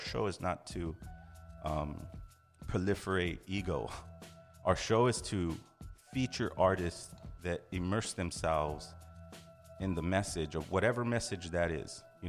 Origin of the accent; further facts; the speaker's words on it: Los Angeles, California, United States; El Vu is a hip hop, you know, artist from Los Angeles. You know, we're artists from Los Angeles.